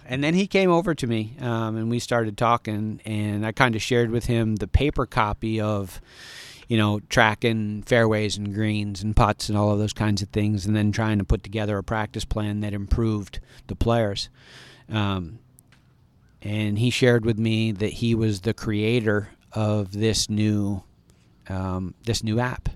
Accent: near Ithaca, Elmira area, upstate New York, United States; moved away; grew up in a very small high school in rural upstate New York

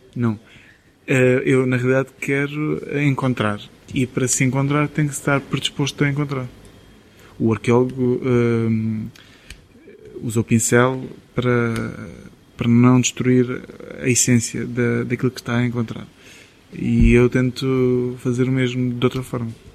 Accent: Vila Nova de Milfontes, Beja District, Portugal; now in Sines, Portugal; eu sou de Vilão Mil Fontes

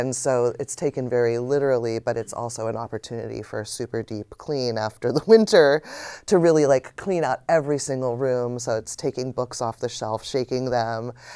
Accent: United States; being an American

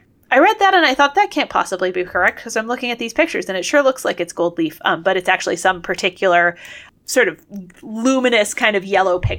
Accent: United States; we're American

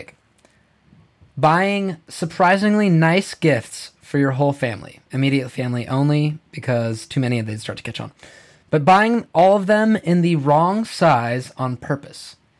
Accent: Big Timber, Montana, United States; I'm from Big Timber, Montana, Crazy Mountains

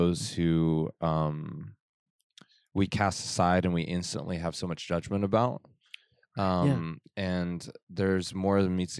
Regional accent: Farmington, New Mexico, United States; moved away; I grew up in Farmington, New Mexico. Uh-huh. It's a border town next to the Navajo Reservation.

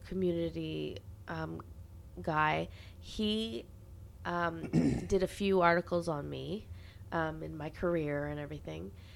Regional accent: Carleton Place, Ontario, Canada; Franklin, Tennessee is the sister city of my hometown, Carlton Place, Ontario

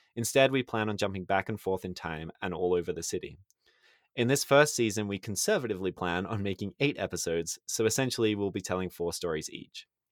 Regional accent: Sydney, New South Wales, Australia; moved away as an adult; I grew up in Sydney

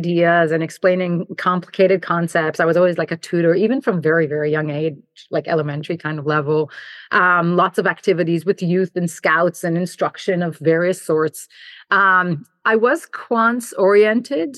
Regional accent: Jerusalem, Jerusalem District, Israel; moved away as an adult; also born or lived in New Jersey / New York / Buffalo; I grew up in Jerusalem and spent my childhood there, served in the IDF and then did my engineering undergrad in Israel

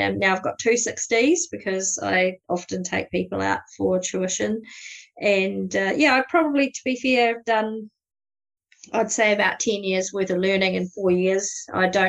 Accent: South Canterbury and Tekapo, New Zealand; accent: New Zealand; I kind of grew up around this area as well, around South Canterbury and Tekapo.

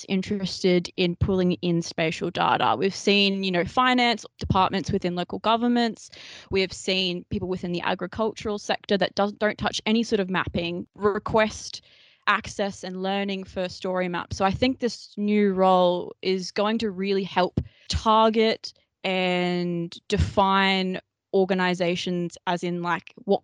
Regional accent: Australia; We're Australian.

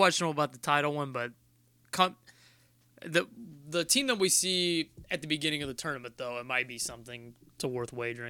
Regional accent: Ohio, United States; I grew up in Ohio. It makes no sense.

